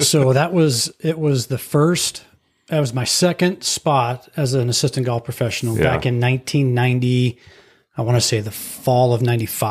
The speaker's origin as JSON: {"language": "English", "town": "Denver", "region": "Colorado", "country": "United States", "tie": "born or raised there", "said": "So I grew up in Colorado."}